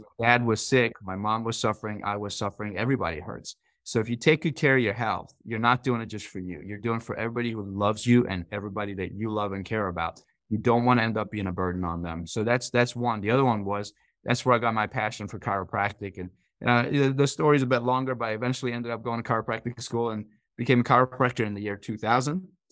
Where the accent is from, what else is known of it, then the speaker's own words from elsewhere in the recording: Iran; moved away; I grew up in Iran